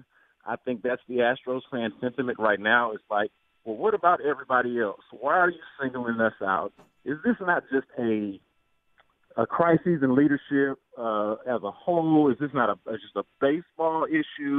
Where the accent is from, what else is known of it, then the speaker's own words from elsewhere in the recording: Houston, Texas, United States; I'm from Houston, born and raised